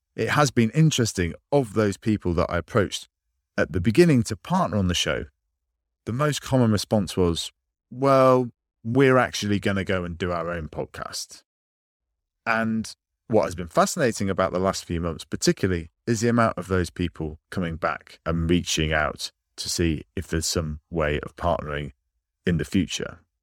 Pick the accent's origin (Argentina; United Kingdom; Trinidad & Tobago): United Kingdom; I'm British